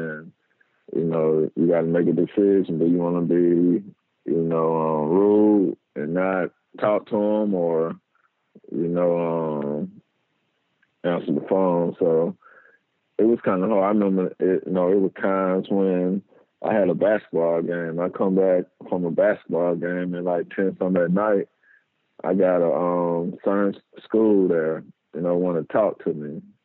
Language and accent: English; Macon, Mississippi, United States; born or raised there